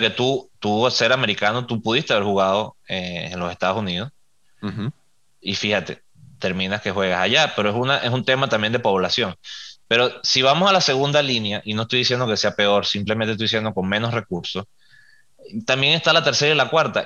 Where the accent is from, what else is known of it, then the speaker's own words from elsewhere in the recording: Venezuela; nosotros somos eh, venezolanos